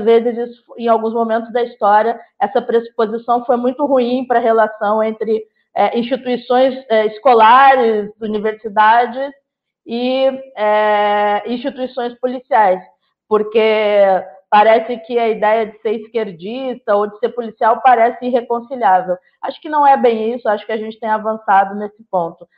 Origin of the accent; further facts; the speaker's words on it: Gaúcha, Rio Grande do Sul, Brazil; eu sou gaúcha